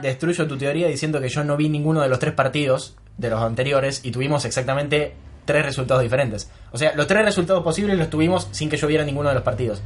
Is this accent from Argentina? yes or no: yes; Argentina; nosotros somos Argentina, somos los representantes en el mundo de los mejores